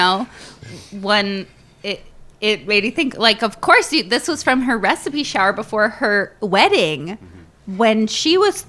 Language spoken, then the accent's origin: English; Connecticut, United States; We're from Connecticut.